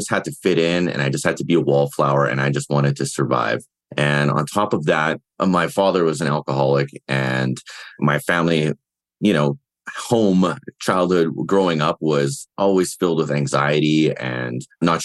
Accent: Winnipeg, Manitoba, Canada; now in Cochrane, Canada; I'm from originally from Winnipeg, Manitoba, Canada, home of the Winnipeg Jets. But now I currently reside in Alberta, just outside of Calgary

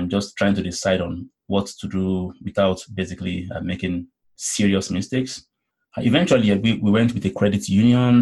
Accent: Nigeria; moved away as an adult; now in Canada; I'm originally from Nigeria, and when I had left Nigeria

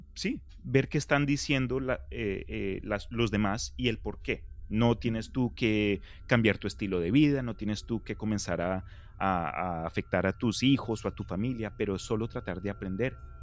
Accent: Colombia; crecí en Colombia

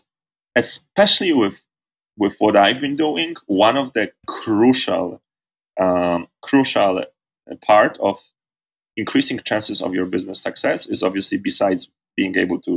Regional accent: Poland; moved away as an adult; Poland, my home country.

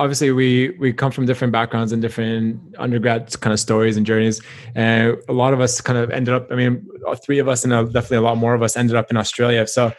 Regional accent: Canada; And we had a bit of overlap with, you know, both being Canadian and just kind of seeing you guys around the dental school.

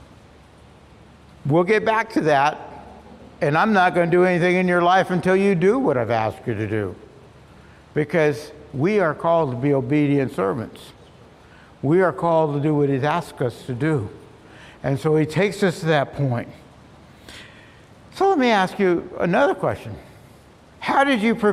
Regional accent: Long Beach, California, United States; I grew up in Long Beach, and I delivered the Long Beach Independent Press Telegram for about 4 years.

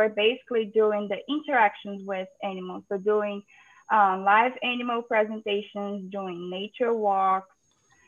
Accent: Brazil; moved away as an adult; also born or lived in Ceará / Georgia, United States; now in United States; I'm originally from Brazil, and I completed my undergrad in environmental sciences at Federal University of Ceará

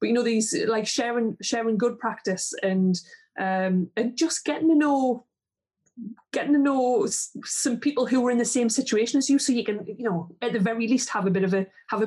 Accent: Geordie, North East England, United Kingdom; accent: Geordie; also born or lived in southeast Northumberland; Jodie's just, it's not a good accent

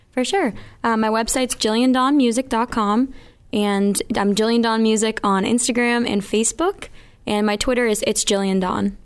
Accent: Mansfield, Massachusetts, United States; also born or lived in Miami, Florida; I'm from Mansfield, Massachusetts, and I'm 21, just turned 21.

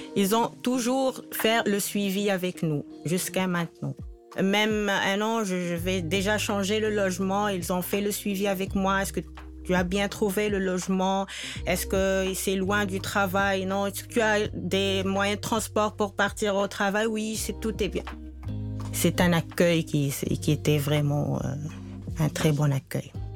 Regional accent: Tunisia; moved away as an adult; now in Quebec, Canada; je viens de la Tunisie

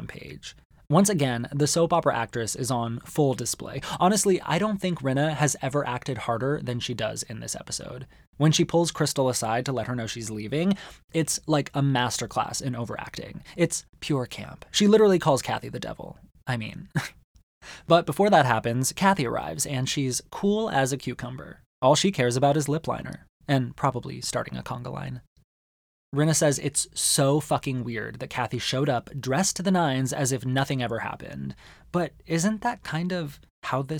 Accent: Arizona, United States; born or raised there

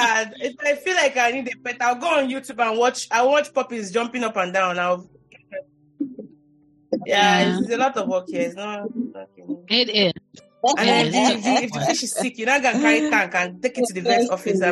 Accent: Nigeria; now in United States; I grew up with dogs in Nigeria

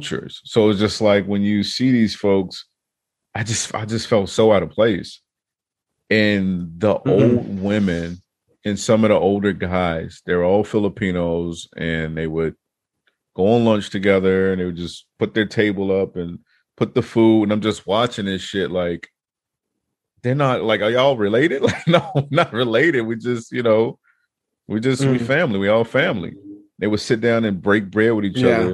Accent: Chicago, Illinois, United States; moved away; also born or lived in Virginia; I grew up in Chicago

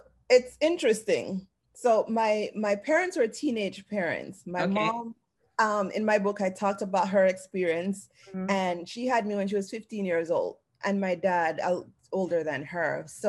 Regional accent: Clydesdale, Saint Ann, Jamaica; also born or lived in Kingston, Jamaica; So I was born there the first 2 years of my life. And then I moved to live with my grandparents in St. Anne, in the countryside of St. Anne, a place called Clydesdale.

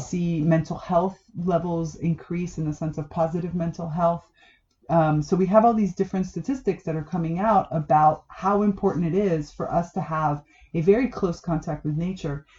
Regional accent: South Florida, United States; moved away; also born or lived in Damanhur; I grew up in South Florida. I'm Cuban American

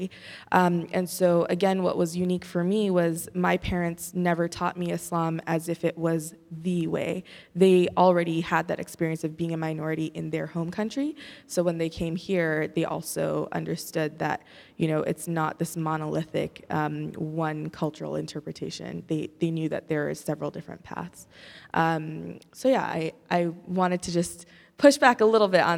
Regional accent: Garden Grove, California, United States; I grew up in the Garden Grove Mosque, which I believe is the biggest mosque in Southern California

